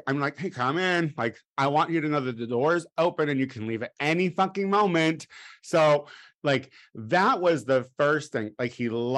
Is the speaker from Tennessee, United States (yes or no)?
no; Illinois, United States; I'm from Illinois